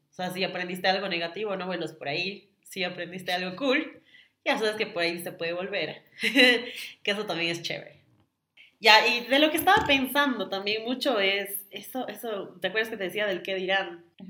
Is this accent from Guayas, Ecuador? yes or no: no; Quito, Pichincha, Ecuador; yo nací en Quito.